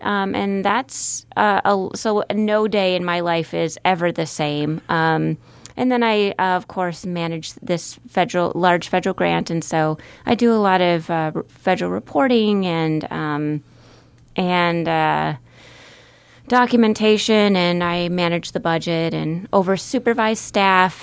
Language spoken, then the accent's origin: English; Marshfield, Wisconsin, United States; moved away as an adult; also born or lived in Minnesota; now in Omaha, United States; I grew up in central Wisconsin, n, in the small town of Marshfield, near Marshfield, Wisconsin